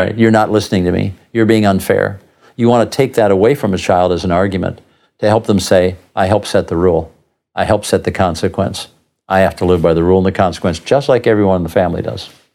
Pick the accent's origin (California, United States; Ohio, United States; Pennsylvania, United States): California, United States; Southern; now in Tucson, United States; I grew up surfing in Southern California